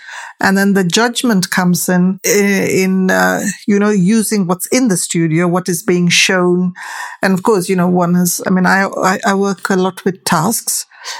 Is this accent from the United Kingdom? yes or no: yes; United Kingdom; for my story as a British Asian, the tension is what I use to craft my story, because my presence here is always full of tension